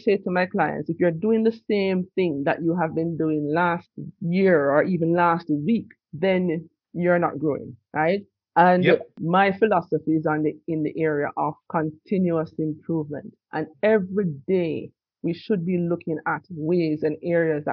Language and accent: English; Jamaica; also born or lived in Trinidad and Tobago / New York / Japan; I was born in Jamaica